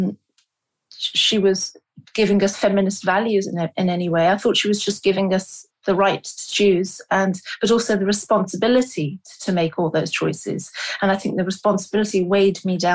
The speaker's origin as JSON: {"language": "English", "region": "London", "country": "United Kingdom", "tie": "born or raised there", "also_born_or_lived": "Lahore, Pakistan", "said": "I was born in London, and then I think at about two and a half years of age, my parents"}